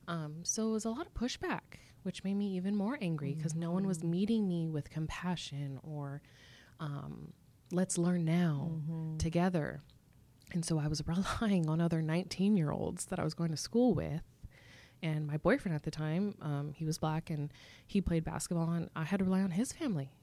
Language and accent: English; Irvine, California, United States; I'm from Southern California. I was born and raised in Irvine, California